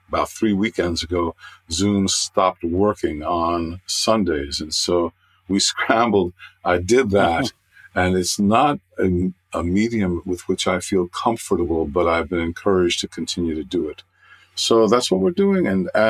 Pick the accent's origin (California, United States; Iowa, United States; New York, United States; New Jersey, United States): New York, United States; New York City; also born or lived in Manhattan / Nassau County, New York / Glen Cove, New York; I was born in Manhattan and my childhood was in Queens, which is one of the boroughs of New York City, and then out to Nassau County. And so I've been here in Nassau County since I've been 12.